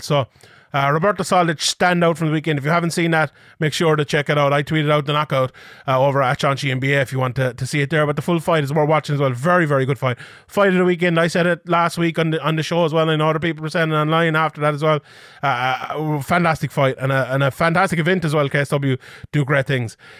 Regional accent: Ireland; as someone Irish

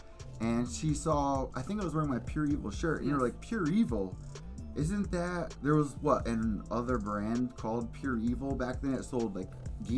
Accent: Connecticut, United States; I'm from Connecticut

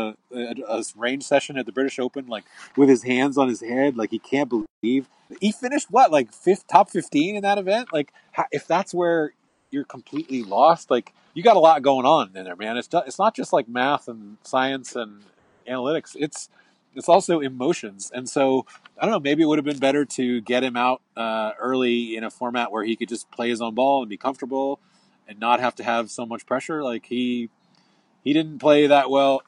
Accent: United States; I'm an American

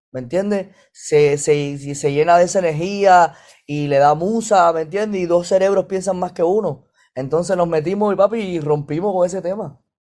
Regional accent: Ciego de Ávila, Cuba; moved away; Yo nací en Ciego de Ávila, o sea, un lugar más para atrás

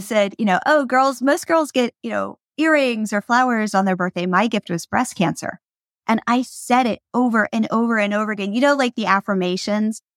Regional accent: Pennsylvania, United States; I grew up in Pennsylvania

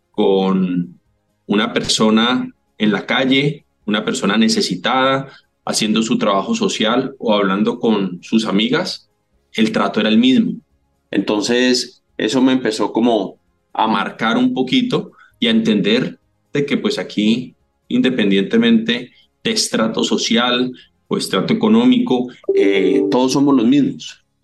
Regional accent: Cali, Valle del Cauca, Colombia; moved away; 4 de agosto de 1971, mi infancia en Cali, lo único que tengo son gratos recuerdos. Esta es mi tierra bonita, mi tierra preciosa, mi valle

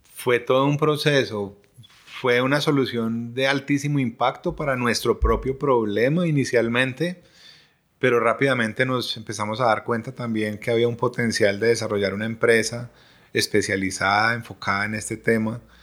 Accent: Colombia; como colombianos

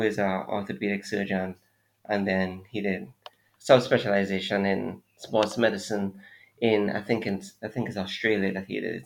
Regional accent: Trinidad & Tobago; also born or lived in Jamaica; now in Trinidad and Tobago; So I'm Trinidadian, for those who don't know. And I came to Jamaica to do my MBBS.

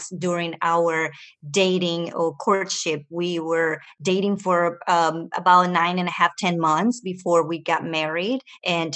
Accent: Venezuela; moved away; also born or lived in Ecuador; I was born in Ecuador and raised in Venezuela

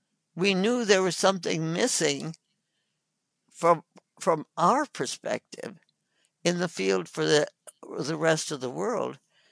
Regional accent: North India, India; Anyway, so I was born in India and grew up with my parents working in the villages of North India with the people of North India.

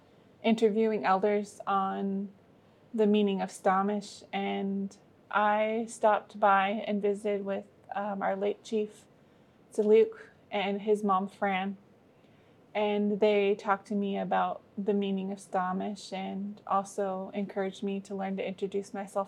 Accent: Lummi Nation, Washington, United States; I'm from the Lummi Nation.

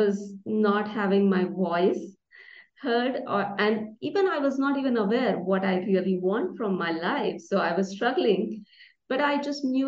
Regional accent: India; I was born and raised in India

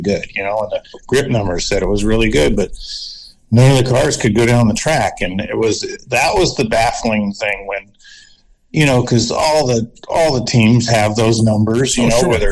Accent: California, United States; I'm from California

